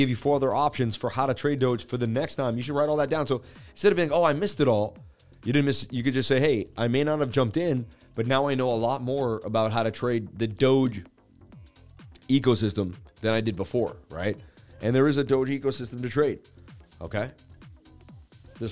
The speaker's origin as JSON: {"language": "English", "town": "Boston", "region": "Massachusetts", "country": "United States", "said": "I'm from Beantown, Boston"}